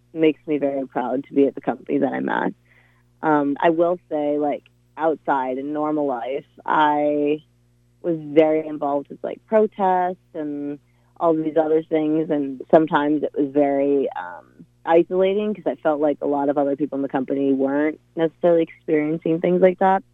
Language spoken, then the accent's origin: English; Tacoma, Washington, United States; now in Seattle, United States; I'm from Tacoma, Washington, originally born and raised there.